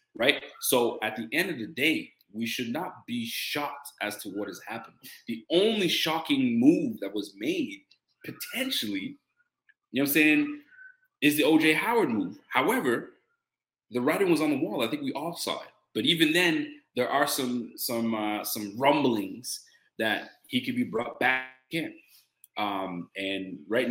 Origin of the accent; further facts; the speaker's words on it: Nova Scotia, Canada; I'm Canadian, so I'm from Nova Scotia